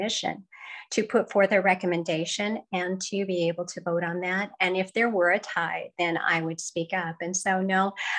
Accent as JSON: {"language": "English", "region": "central Washington State", "country": "United States", "tie": "born or raised there", "moved": "as an adult", "lives_now": "Scottsville, United States", "said": "I grew up in a small rural community in central Washington State. My hometown was known to be a place of abundant farms and orchards and ranches."}